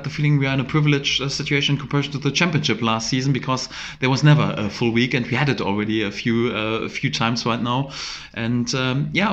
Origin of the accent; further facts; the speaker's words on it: Germany; English is a second language; moved away as an adult; now in Norwich, United Kingdom; I'm from Germany